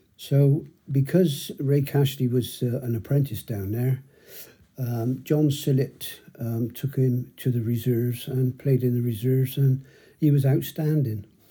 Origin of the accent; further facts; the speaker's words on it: Bristol, South West England, United Kingdom; I grew up in High Ridge